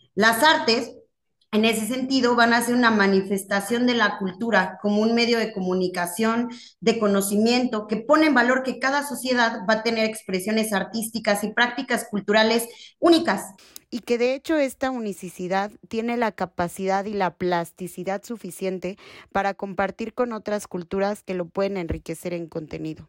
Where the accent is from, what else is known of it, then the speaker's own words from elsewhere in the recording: Mexico; tenemos como sociedad mexicana